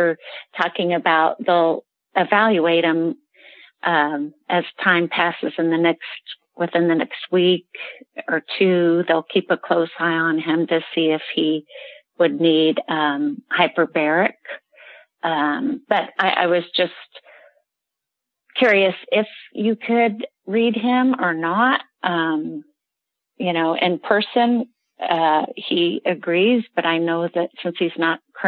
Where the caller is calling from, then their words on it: Kansas City, United States; I'm calling from Kansas City